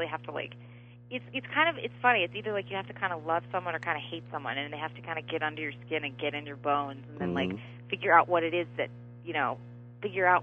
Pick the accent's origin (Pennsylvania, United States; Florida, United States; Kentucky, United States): Pennsylvania, United States; Philadelphia; now in Los Angeles, United States; where I grew up in Philadelphia